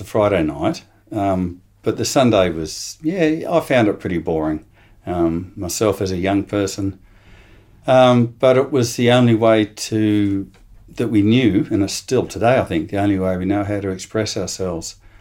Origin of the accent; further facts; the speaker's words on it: Sydney, New South Wales, Australia; moved away as an adult; now in Adelaide, Australia; in Sydney. I'm a, I'm an import from the eastern states, but I came here when I was about eighteen. Um, did all my schooling, product of the state, et cetera, uh, over in New South Wales